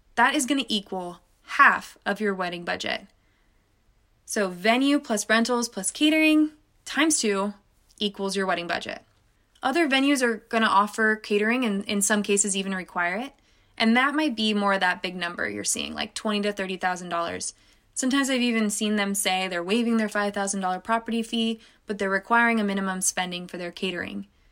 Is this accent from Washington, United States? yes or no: no; California, United States; California, my home state